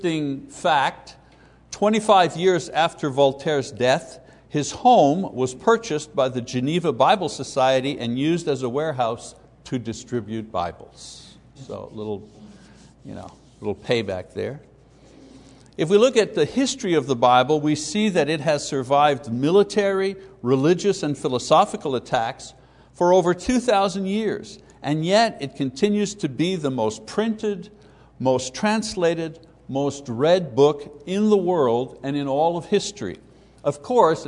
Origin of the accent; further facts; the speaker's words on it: Quebec, Canada; growing up in Catholic Quebec as a kid, the 50s and 60s